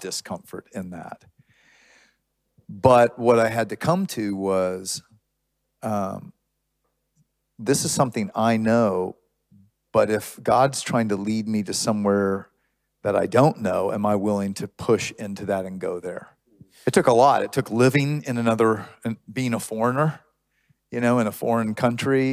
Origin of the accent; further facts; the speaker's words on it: Houston, Texas, United States; now in Austin, United States; I grew up in Houston when Houston was not diverse